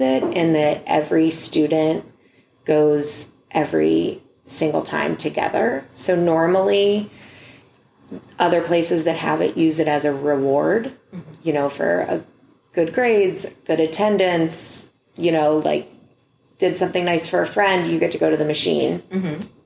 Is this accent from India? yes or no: no; Youngstown, Ohio, United States; now in Cleveland, United States; I'm from Youngstown